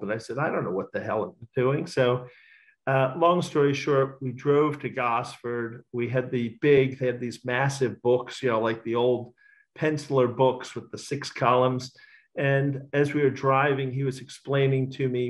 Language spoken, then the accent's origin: English; Florida, United States; now in Australia; I was born in Florida